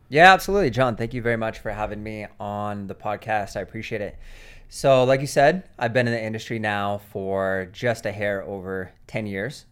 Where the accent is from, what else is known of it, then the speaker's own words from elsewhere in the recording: Seattle, Washington, United States; moved away; I grew up in Seattle, Washington